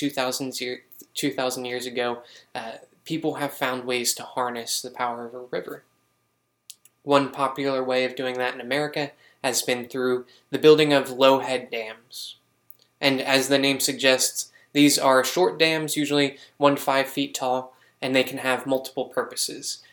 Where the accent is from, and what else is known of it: Pennsylvania, United States; born or raised there; now in South Carolina, United States